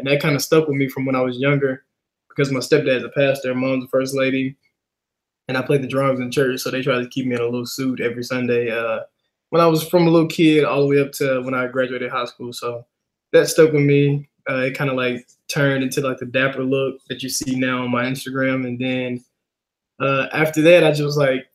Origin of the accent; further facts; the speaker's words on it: Helena, Arkansas, United States; moved away; I was born and raised in Helena, Arkansas